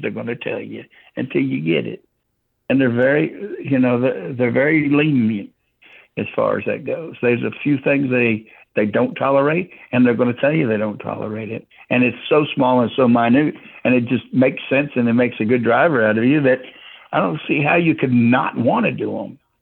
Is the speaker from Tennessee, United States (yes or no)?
no; Houston, Texas, United States; moved away; also born or lived in Florida / Virginia / Washington, District of Columbia, United States; I was originally born and raised in Houston, Texas, but I also lived in Florida and Virginia.